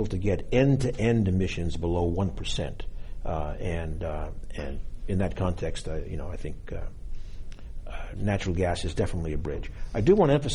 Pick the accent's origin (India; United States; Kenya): United States; Boston, Massachusetts; my hometown, Boston